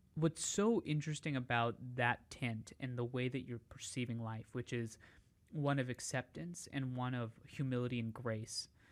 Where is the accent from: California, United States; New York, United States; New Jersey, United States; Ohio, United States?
New York, United States; New York City; I grew up in Staten Island